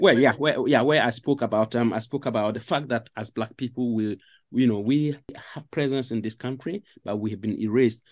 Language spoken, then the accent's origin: English; Paga, Upper East, Ghana; moved away as an adult; also born or lived in Cardiff; now in Sheffield, United Kingdom; I grew up in northern Ghana